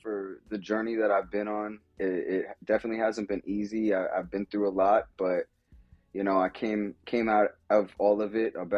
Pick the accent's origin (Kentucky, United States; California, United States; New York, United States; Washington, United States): New York, United States; New York City; born or raised there; moved away as an adult; also born or lived in Pennsylvania; now in Connecticut, United States